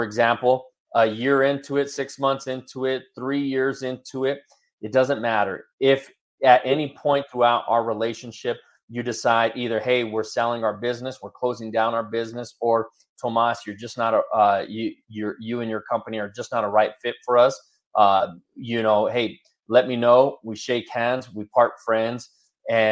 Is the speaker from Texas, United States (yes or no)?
no; Denver, Colorado, United States; I was born and raised in the Denver area